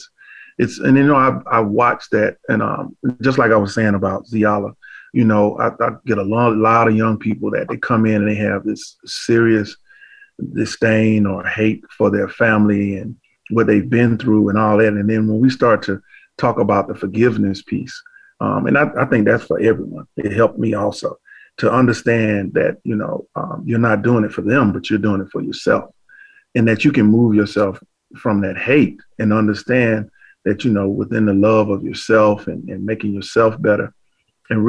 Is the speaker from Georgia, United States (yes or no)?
yes; Macon, Georgia, United States; I grew up in Macon, Georgia